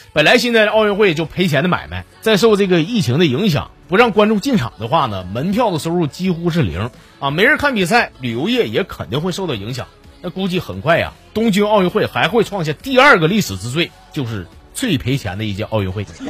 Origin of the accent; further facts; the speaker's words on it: China; 咱都是中国人